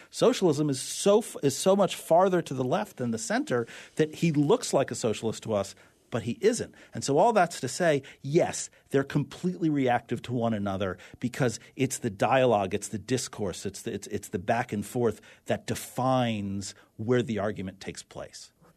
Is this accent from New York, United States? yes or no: yes; New York City, New York, United States; growing up in New York City, uh, we used to open the fire hydrants on really hot days